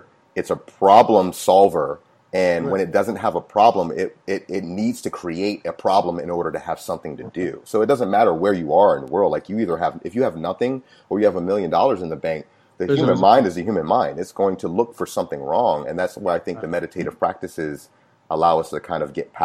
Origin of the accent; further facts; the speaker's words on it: Chesapeake, Virginia, United States; Grew up in Chesapeake, Virginia